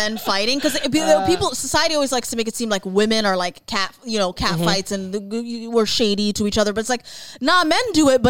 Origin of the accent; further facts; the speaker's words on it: Toronto, Ontario, Canada; I grew up in Toronto community housing.